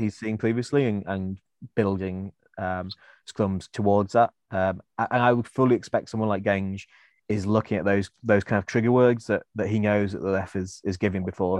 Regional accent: Welsh, Wales, United Kingdom; I am Welsh

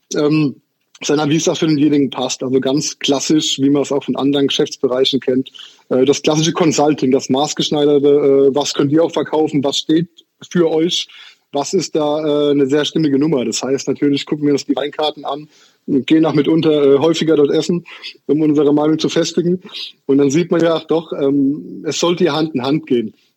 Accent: Haßloch, Rhineland-Palatinate, Germany; ich bin aus der Pfalz tatsächlich. Ich komme aus dem äh, deutschen Durchschnittsdorf Hassloch

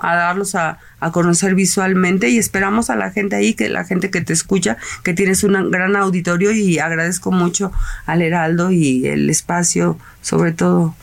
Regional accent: Mexico; esa parte de cultura que nosotros tenemos como mexicanos

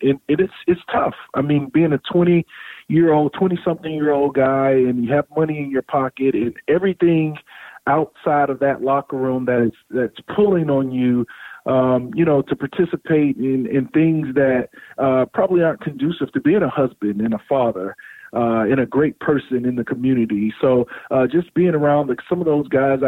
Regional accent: South Florida, United States; I grew up in South Florida

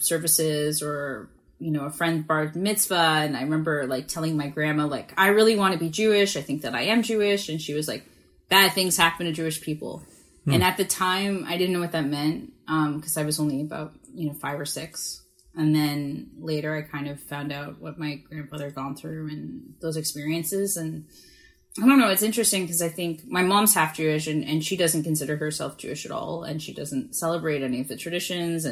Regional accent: Brantford, Ontario, Canada; also born or lived in Toronto; I was born at like Bath, Christie and St. Clair. And then when I was five, we moved to Brantford, Ontario

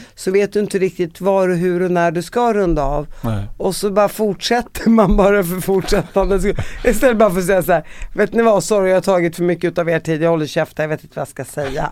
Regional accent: Sweden; jag är palestinier uppvuxen i Sverige

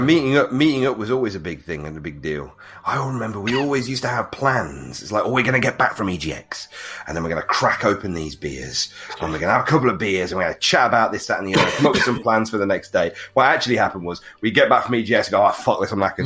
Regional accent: United Kingdom; we're British gamers

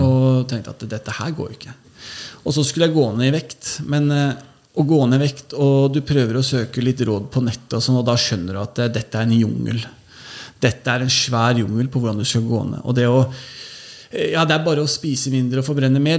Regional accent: Oslo, Norway; jeg vokste jo opp på Holmlia. Født og, altså, jeg kom til Holmlia da jeg var noen måneder gammel.

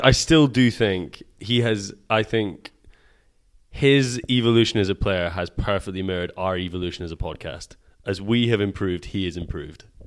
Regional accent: Scotland, United Kingdom; we're Scottish

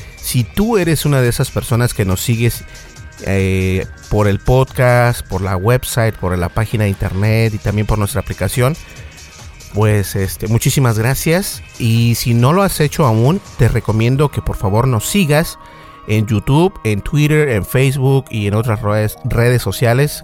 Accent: Mexico; accent: Mexican; tengo un acento mexicano

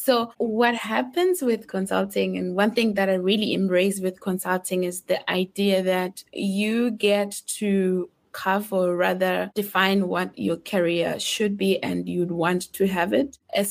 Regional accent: South Africa; now in Austria; from South Africa. I currently am residing in Austria.

